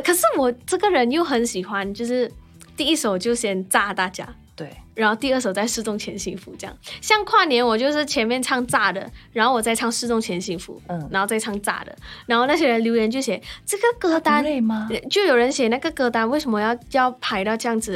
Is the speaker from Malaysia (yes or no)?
yes; Malaysia; moved away; 小时候嗯。就在马来西亚比赛的时候，真的试过太喘，撑不下去